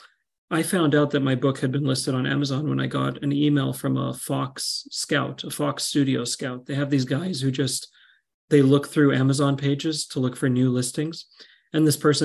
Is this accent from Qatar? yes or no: yes; Qatar; I grew up in Qatar